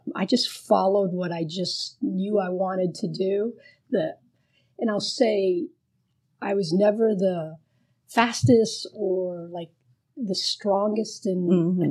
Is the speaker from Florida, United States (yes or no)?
yes; Miami, Florida, United States; first language Spanish; English is a second language; growing up in Miami